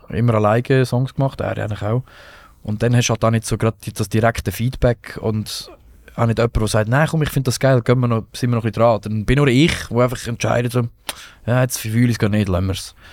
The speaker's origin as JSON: {"language": "German", "town": "Rotenburg", "country": "Germany", "said": "ich habe ein Konzert in Rotenburg, von dort, wo ich herkomme, mein erstes Konzert."}